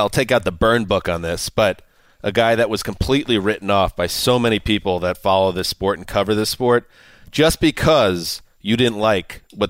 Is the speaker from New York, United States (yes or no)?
yes; New York, United States; moved away; as a New Yorker